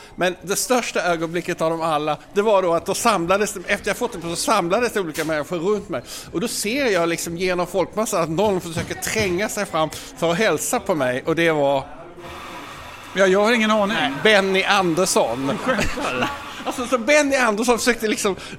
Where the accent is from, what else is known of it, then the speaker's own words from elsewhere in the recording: Malmö, Skåne, Sweden; jag är ju då från Malmö